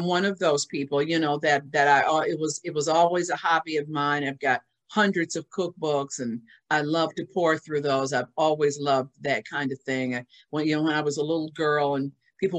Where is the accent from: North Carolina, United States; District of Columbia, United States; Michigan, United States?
Michigan, United States; Lansing; moved away as an adult; also born or lived in Colorado / New Jersey / Emmaus, Pennsylvania / Reston, Virginia; growing up in Lansing, Michigan, and then as you mentioned, I went to, of course, high school in Lansing as well